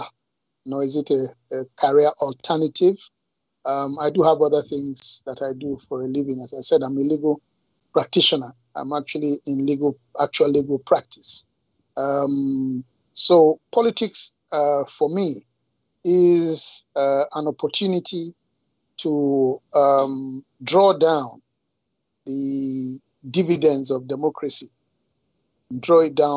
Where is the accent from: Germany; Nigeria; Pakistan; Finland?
Nigeria; Uromi, Edo; I come from Amedosha in Uromi, Edo State.